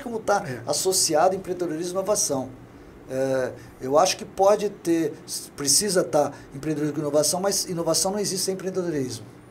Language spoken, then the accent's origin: Portuguese; São Paulo, Brazil; now in Governador Valadares, Brazil; Eu sou paulistano